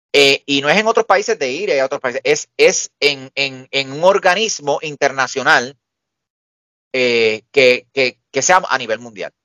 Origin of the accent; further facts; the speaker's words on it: Puerto Rico; aquí todos somos puertorriqueños